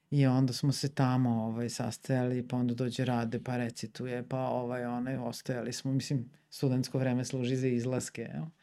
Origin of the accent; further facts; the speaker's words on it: Sombor, Vojvodina, Serbia; also born or lived in Zagreb / Subotica; ja sam iz Sombora, mm. nisam iz Beograda.